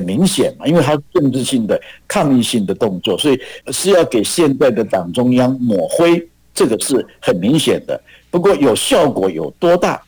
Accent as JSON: {"language": "Chinese", "country": "Taiwan", "said": "那这是我们台湾人的第一个想法"}